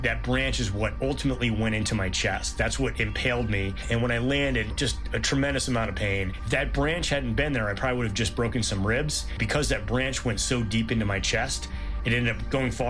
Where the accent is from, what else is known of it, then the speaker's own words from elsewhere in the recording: Norfolk, Massachusetts, United States; I'm from Norfolk, Massachusetts